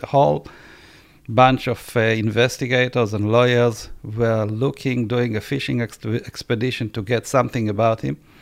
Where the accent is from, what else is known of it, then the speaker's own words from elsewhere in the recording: Israel; I was born in Israel.